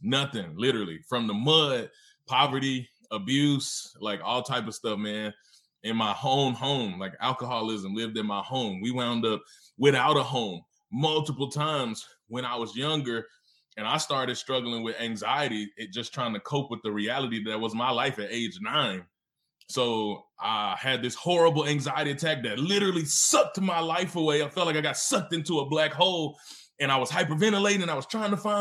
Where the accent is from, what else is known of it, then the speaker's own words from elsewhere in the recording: Mississippi, United States; also born or lived in Memphis, Tennessee; now in Oklahoma City, United States; I was born in Memphis, Tennessee, which is it's in the South. And I was raised in Mississippi, also in the South.